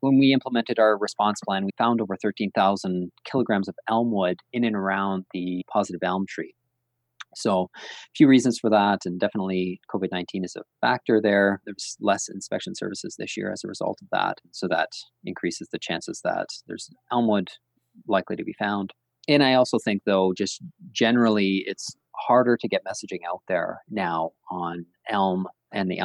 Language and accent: English; Ontario, Canada; now in Saskatoon, Canada; I'm from Ontario